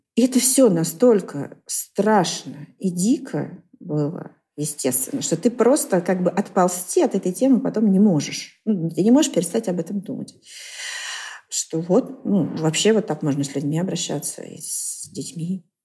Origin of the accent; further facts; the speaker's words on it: Vengerovo, Novosibirsk Oblast, Russia; moved away; Я выросла в сибирском селе Венгерово